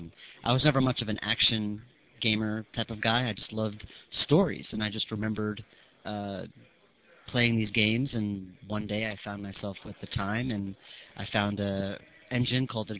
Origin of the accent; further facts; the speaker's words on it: New York City, New York, United States; I had spent a year in Asia, and I'm Jewish, and it was the first time, and being a New Yorker, I was always around Jews